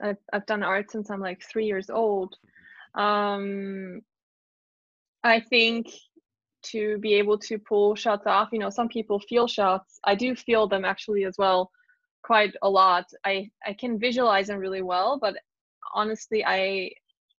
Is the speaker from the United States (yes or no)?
no; Germany; being in my home country